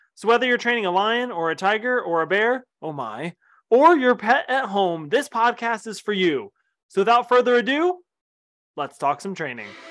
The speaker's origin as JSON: {"language": "English", "region": "Ohio", "country": "United States", "tie": "born or raised there", "said": "I'm from Ohio, grew up in Ohio."}